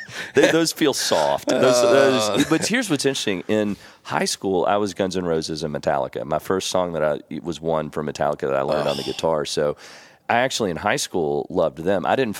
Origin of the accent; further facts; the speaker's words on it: San Antonio, Texas, United States; born there; I was born in Texas at Lackland Air Force Base in San Antonio. And I had a lot of family in Houston and Dallas.